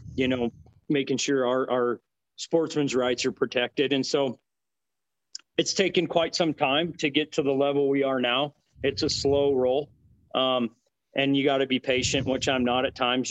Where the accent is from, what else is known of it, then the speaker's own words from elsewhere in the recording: Butte, Montana, United States; moved away as an adult; now in Cody, United States; I grew up in Butte, Montana, actually, and uh, went to school there for business